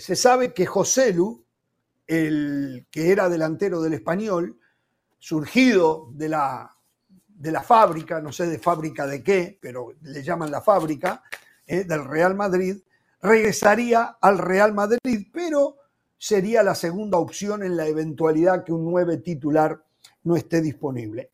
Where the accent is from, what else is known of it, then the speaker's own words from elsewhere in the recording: Uruguay; como uruguayo